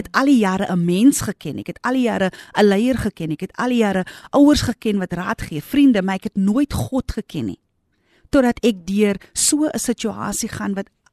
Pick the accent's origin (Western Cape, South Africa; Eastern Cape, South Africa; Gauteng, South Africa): Western Cape, South Africa; Grabouw; my geboortedorp. Ek het daar groot geword met my moeder en my vader.